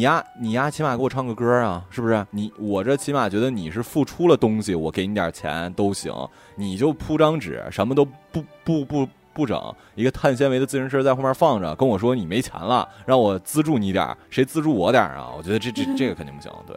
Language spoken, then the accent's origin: Chinese; Northeast China, China; 我们东北人